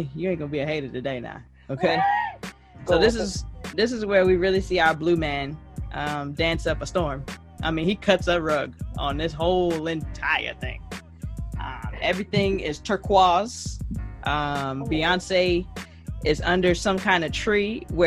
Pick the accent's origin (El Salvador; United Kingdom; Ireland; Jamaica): Jamaica; now in United States; I'm Jamaican.